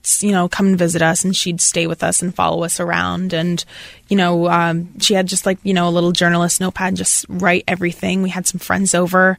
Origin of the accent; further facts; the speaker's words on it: Portland, Maine, United States; I'm from Maine.